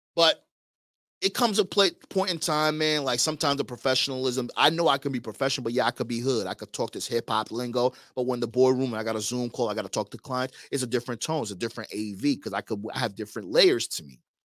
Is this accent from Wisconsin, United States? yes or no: no; New York, United States; I'm from New York.